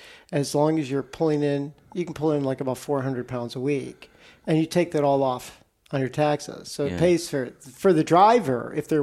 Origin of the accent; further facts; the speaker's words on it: Chicago, Illinois, United States; 107th Street, South Side Chicago. In fact, if you heard my real neighborhood accent, I'd probably talk like this.